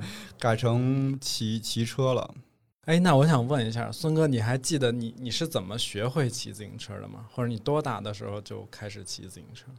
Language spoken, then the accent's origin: Chinese; Beijing, China; accent: Beijing dialect; 我们北京话